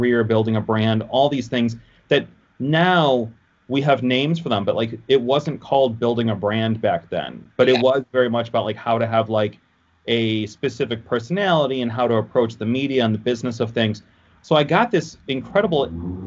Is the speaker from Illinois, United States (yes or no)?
yes; Oak Park, Illinois, United States; also born or lived in Detroit, Michigan; I grew up in Oak Park, but that's like 20 minutes outside of Chicago. But I've always lived in this area. I mean, technically, I was born like outside Detroit, but we moved to Chicago when I was a few months old